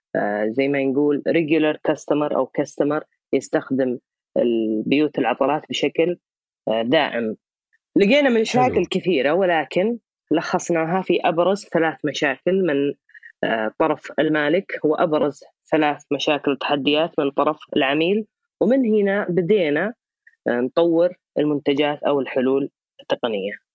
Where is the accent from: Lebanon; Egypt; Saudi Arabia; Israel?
Saudi Arabia; عندنا في السعوديه